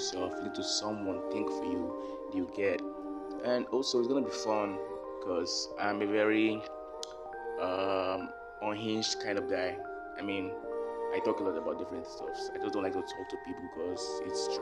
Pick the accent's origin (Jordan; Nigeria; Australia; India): Nigeria; Delta; I'm from Delta State. My mom's from Ondo, so I'm partly Yoruba